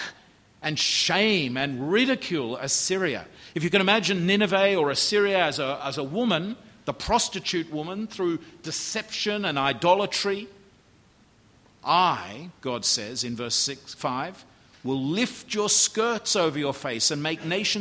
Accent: Australia; as an Australian

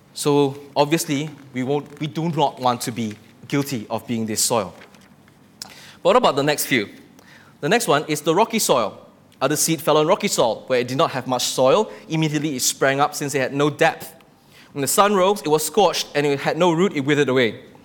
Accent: Malaysia; living day to day in this country as a Malaysian

